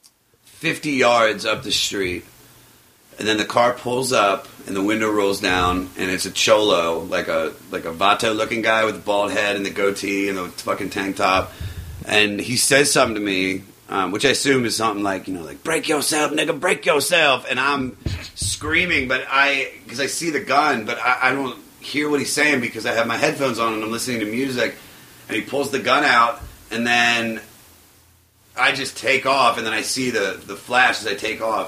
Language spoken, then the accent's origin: English; Baltimore, Maryland, United States; also born or lived in Germantown; now in Los Angeles, United States; I didn't grow up in a bad neighborhood. I mean, I was never messed with once, like growing up in Baltimore or in the Germantown area